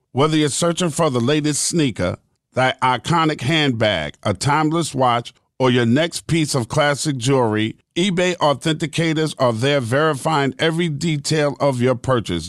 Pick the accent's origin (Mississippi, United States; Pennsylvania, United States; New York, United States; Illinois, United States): New York, United States; I'm from New York